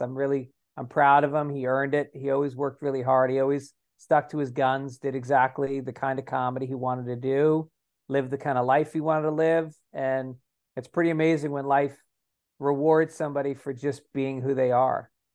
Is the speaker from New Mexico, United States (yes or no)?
no; Tarrytown, New York, United States; I grew up in Tarrytown